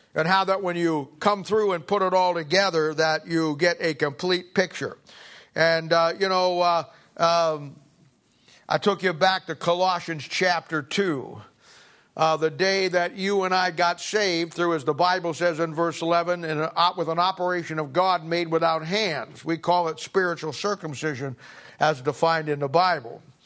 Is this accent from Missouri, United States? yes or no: yes; Kansas City, Missouri, United States; I'm from Kansas City